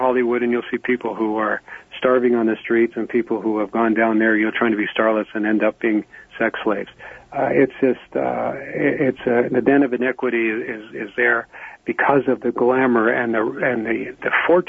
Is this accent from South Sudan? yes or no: no; Canada; I'm a Canadian, so when I talk about American politics, I always remind my friends that I'm a Canadian.